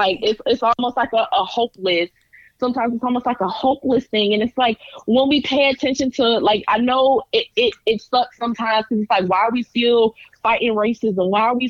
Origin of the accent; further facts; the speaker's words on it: the South, United States; And growing up in the South, I saw it. I see it.